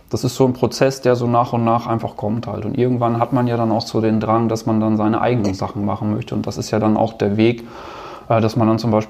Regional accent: North Rhine-Westphalia, Germany; Also ich bin ja Ostwestfale und da ist das eh so ein bisschen

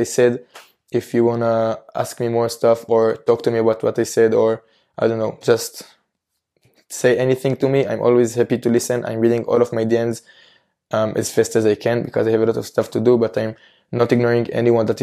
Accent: Israel; in my home country, in Israel

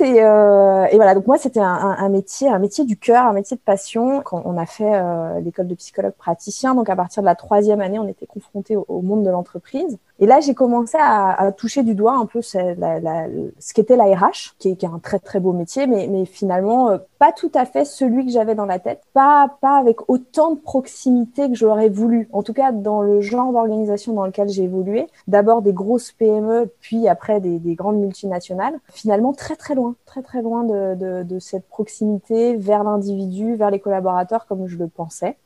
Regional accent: Brignais, Auvergne-Rhône-Alpes, France; moved away as an adult; also born or lived in Paris; je viens de Brignais

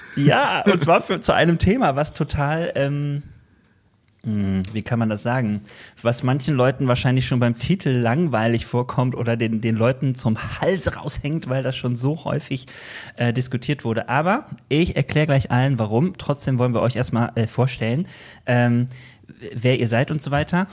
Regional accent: Bergisches Land, North Rhine-Westphalia, Germany; Wir kommen beide aus dem Bergischen Land

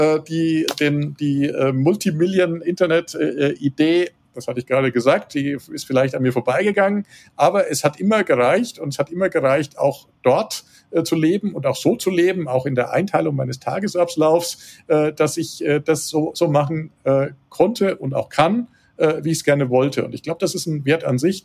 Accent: Würzburg, Bavaria, Germany; moved away as an adult; also born or lived in Munich; now in Tegernsee, Germany; bin gebürtiger Würzburger, ich bin äh, auch aufgewachsen da in der Gegend

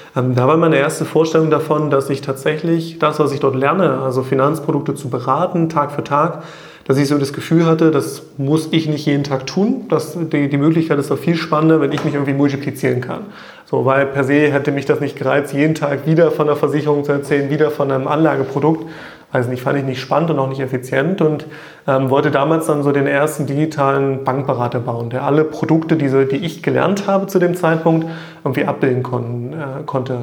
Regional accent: Staßfurt, Saxony-Anhalt, Germany; ich komme ja aus der Nähe von Magdeburg, aus Stassfurt

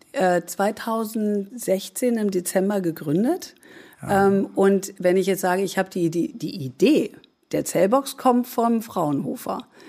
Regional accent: Germany; jetzt bin ich Deutsche

